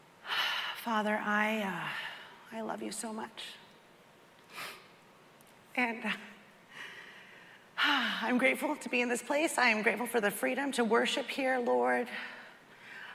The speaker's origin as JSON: {"language": "English", "town": "Castro Valley", "region": "California", "country": "United States", "tie": "born or raised there", "said": "I was born in Castro Valley, California, on a Sunday morning to Mitchell and Christine"}